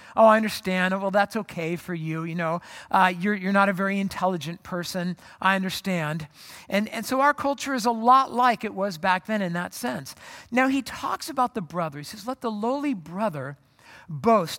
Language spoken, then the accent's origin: English; Orange County, California, United States; moved away as an adult; also born or lived in Phoenix; I grew up in Orange County, moved to Phoenix to go to college